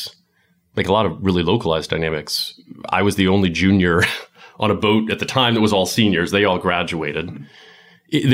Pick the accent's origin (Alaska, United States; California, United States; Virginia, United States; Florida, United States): Virginia, United States; Falls Church; also born or lived in London; I was born in Falls Church, just outside of D.C. Aside from a few years in London in my 20s, I've basically lived in the D.C. area my whole life